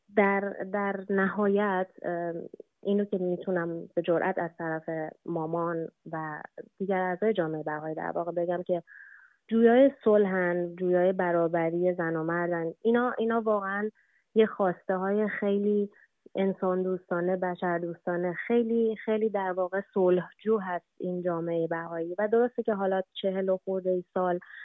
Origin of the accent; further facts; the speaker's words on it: Iran; ایران وطن ماست ایران کشور ماست ما قبل از هر چیز ایرانی هستیم